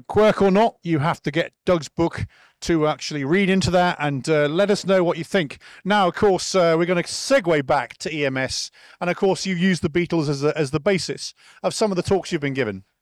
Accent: United Kingdom; moved away; I'm a Brit

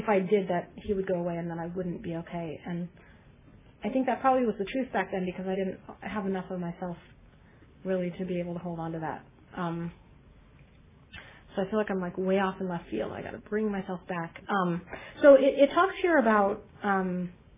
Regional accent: Beverly Hills, California, United States; I grew up in Beverly Hills

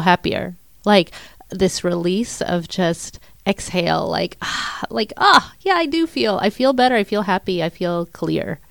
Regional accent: Pittsburgh, Pennsylvania, United States; we're from Pittsburgh

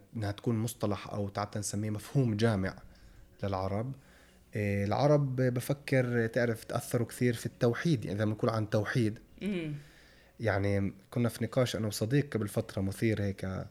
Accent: Palestine

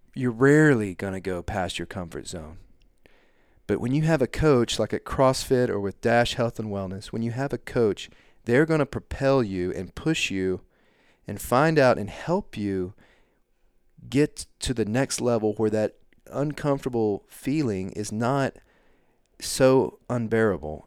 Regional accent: Canton, Texas, United States; moved away as an adult; I come from Canton, Texas

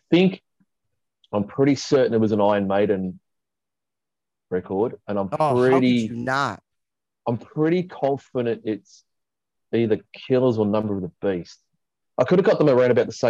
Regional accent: Australia; being Australian as well, it's just so ingrained in our culture

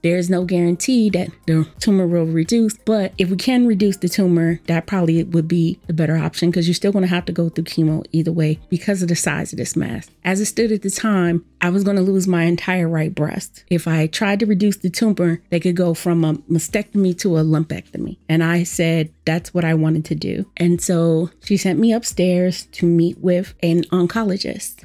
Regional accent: Washington, District of Columbia, United States; I was born and raised in Washington, D C, where I've lived most of my life

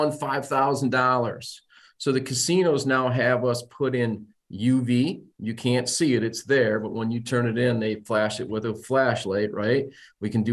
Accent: Saginaw, Michigan, United States; also born or lived in Detroit; I was born in Detroit, raised in Saginaw

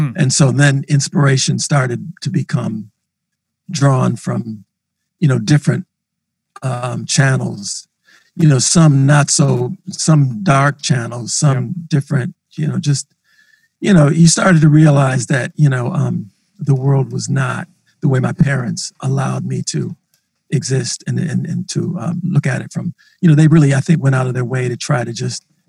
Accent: Minneapolis, Minnesota, United States; as a black man growing up in North Minneapolis

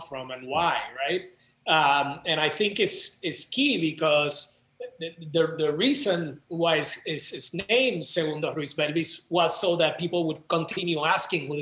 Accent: San Juan, Puerto Rico; moved away as an adult; now in Chicago, United States; I grew up in Rio Piedras

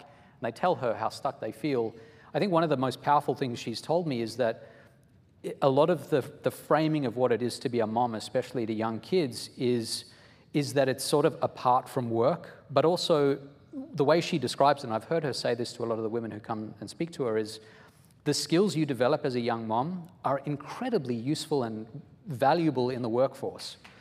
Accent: Australia; moved away as an adult; also born or lived in South Africa; now in United States; I am originally from South Africa, then I went to Australia, spent about 16 years there until I was in my early 20s, and then I've been in the US for about 20 years

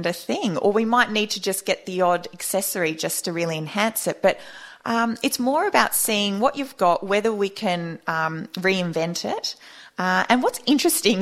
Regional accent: Australia; Australian, you know, we're from, you know, the Anglo-Saxon, we are British heritage essentially

